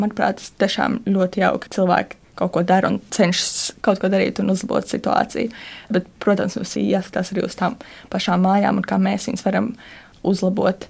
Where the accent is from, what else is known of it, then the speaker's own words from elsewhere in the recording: Latvia; uzaugot Gāģos